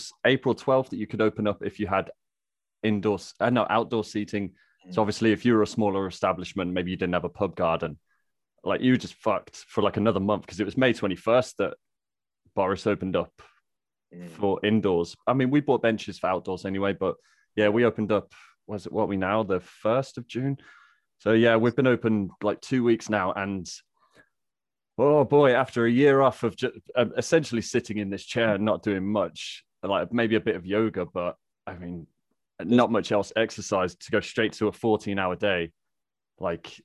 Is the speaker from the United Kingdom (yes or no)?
yes; Midlands, United Kingdom; accent: Midlands; also born or lived in Scotland; I don't sound like I'm from the Midlands